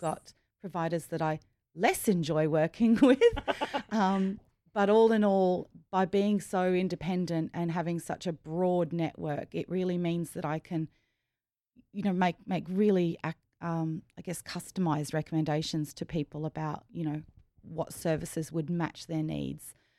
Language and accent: English; Rockhampton, Queensland, Australia; I grew up in, um, the biggest country town is just, is Rockhampton.